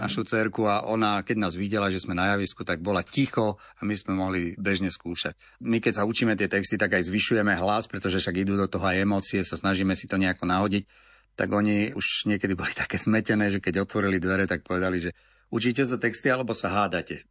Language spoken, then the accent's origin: Slovak; Litvínov, Ústí nad Labem Region, Czechia; now in Slovakia; Ja pochádzam teda z Litvínova, z Českej republiky